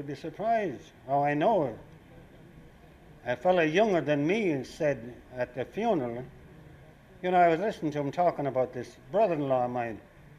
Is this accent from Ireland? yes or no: yes; Ireland; now in New York, United States; the Irish here